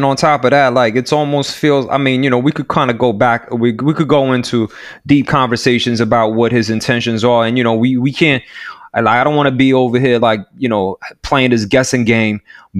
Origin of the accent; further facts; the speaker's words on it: United States; I pay my taxes. Like that's me being American.